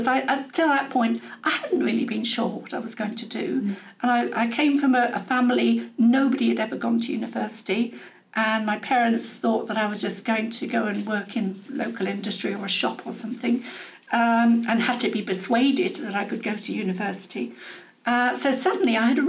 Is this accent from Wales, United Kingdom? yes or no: no; Medway, South East England, United Kingdom; moved away as an adult; also born or lived in Ilford, Essex / Manchester; I did the rest of my growing up in the Medway Towns, which is on the north coast of Kent